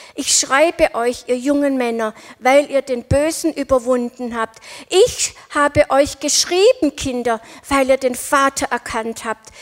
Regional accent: Winnenden, Baden-Württemberg, Germany; ich bin in Winnendenhöfen aufgewachsen

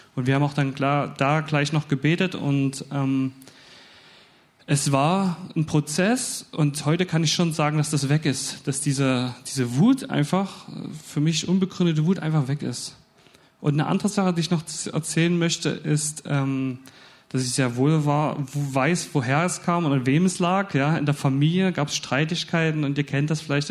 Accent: Dresden, Saxony, Germany; moved away as an adult; ich komme aus Dresden

